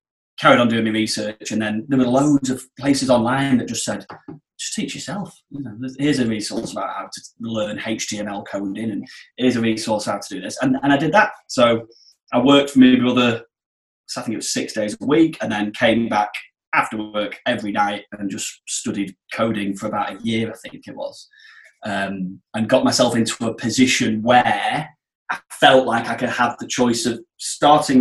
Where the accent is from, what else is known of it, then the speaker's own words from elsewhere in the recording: Blackpool, North West England, United Kingdom; moved away; I'm from Blackpool originally, so Blackpool's on the Filed Coast.